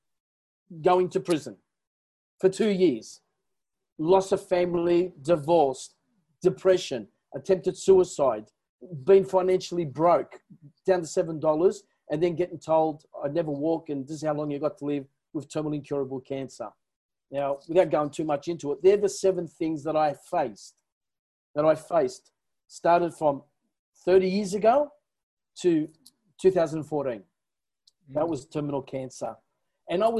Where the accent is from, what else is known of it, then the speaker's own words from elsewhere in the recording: Newcastle, New South Wales, Australia; first language Italian; English is a second language; I was born in Newcastle.